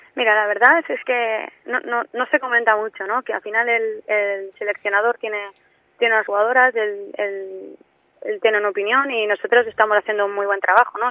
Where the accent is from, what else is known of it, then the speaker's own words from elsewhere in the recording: mainland Spain, Spain; accent: peninsular; moved away as an adult; now in Tenerife, Spain; tengo el acento muy peninsular